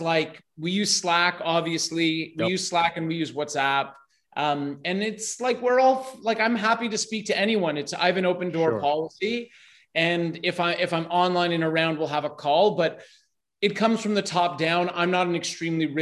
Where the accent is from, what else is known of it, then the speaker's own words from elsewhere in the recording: Toronto, Ontario, Canada; also born or lived in Vancouver; now in Brazil; I'm in Brazil, but I was born in Toronto and I lived in Vancouver and I started my business there